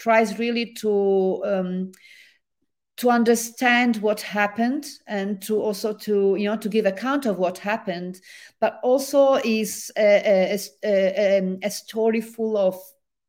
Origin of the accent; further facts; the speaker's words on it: Genoa, Liguria, Italy; accent: Italian; English is a second language; now in Vancouver, Canada; my hometown in Italy, the harbor city of Genoa